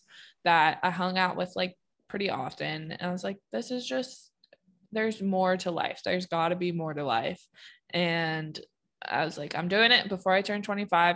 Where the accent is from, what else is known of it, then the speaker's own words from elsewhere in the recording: Pennsylvania, United States; moved away as an adult; I just have no connection to Pennsylvania and no draw to be there or live there